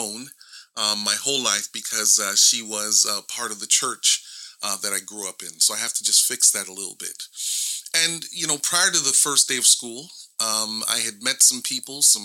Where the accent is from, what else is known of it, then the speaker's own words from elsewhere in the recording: Toronto, Ontario, Canada; I live in Toronto, Ontario, and I was born in Canada, and this is where I've spent a majority of my lifetime in this area of the world